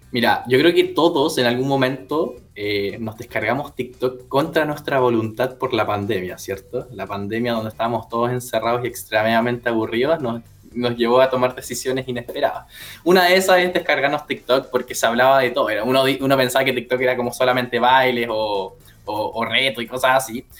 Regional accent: Punta Arenas, Magallanes and Chilean Antarctica, Chile; moved away as an adult; now in Viña del Mar, Chile; yo soy nacido, criado y educado en Punta Arenas

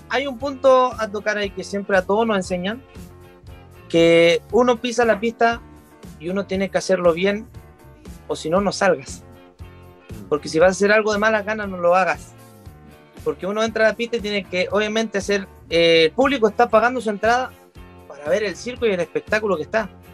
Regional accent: Chile; somos el país de Latinoamérica

